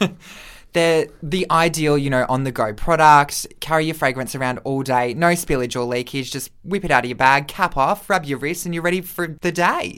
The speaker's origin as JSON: {"language": "English", "country": "Australia", "said": "we're Australian"}